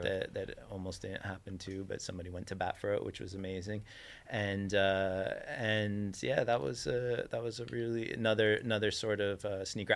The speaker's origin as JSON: {"language": "English", "town": "New York City", "region": "New York", "country": "United States", "tie": "born or raised there", "said": "growing up in New York"}